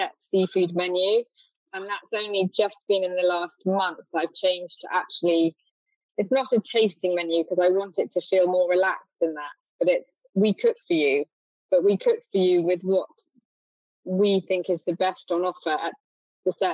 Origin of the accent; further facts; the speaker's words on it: France; moved away as an adult; now in Cornwall, United Kingdom; growing up in France and then finding kind of, I guess my early 20s, I arrived in Cornwall